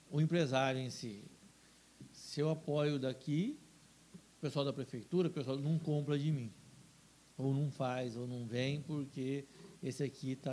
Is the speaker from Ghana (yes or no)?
no; Cuiabá, Mato Grosso, Brazil; eu sou de Cuiabá